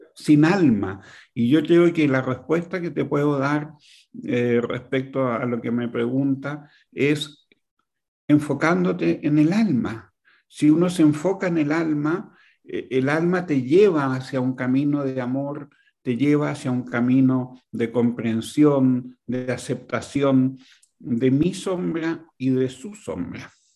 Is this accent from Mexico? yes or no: no; Chile; Yo, yo viví y nací en Chile hace 72 años